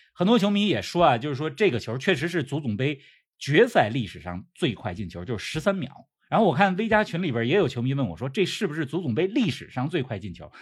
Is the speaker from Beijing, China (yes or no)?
yes; Beijing, China; 国安是我的家乡球队